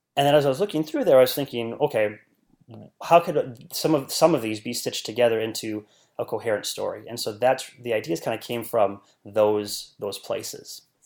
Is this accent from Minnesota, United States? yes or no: no; northern Wisconsin, United States; I was born and raised in a very small rural part of northern Wisconsin